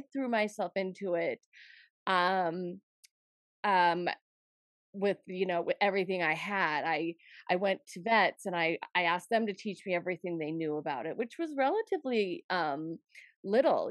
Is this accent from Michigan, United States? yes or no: no; Montana, United States; growing up in Montana